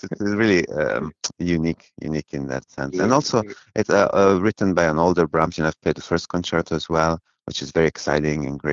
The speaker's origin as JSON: {"language": "English", "town": "Bari", "region": "Apulia", "country": "Italy", "tie": "born or raised there", "said": "I was born in Bari, in southern Italy, in the region of Puglia."}